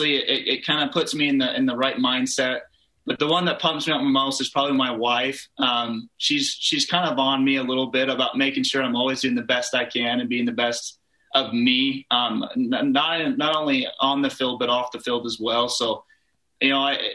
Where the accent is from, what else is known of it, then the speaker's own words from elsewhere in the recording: Pleasant Grove, Utah, United States; my hometown, Pleasant Grove